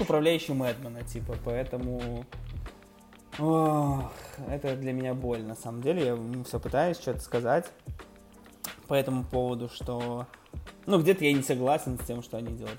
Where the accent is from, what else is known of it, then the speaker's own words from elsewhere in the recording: Minsk, Belarus; я типа вырос э, в детстве на Комаровке, ну, район Комаровки